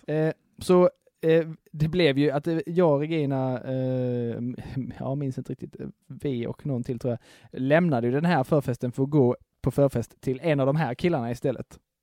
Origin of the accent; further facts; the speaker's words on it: Skåne, Sweden; som enda skåning